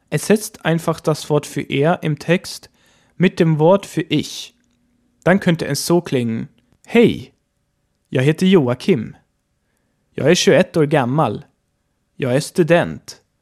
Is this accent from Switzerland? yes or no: no; Sweden; gebürtiger Schwede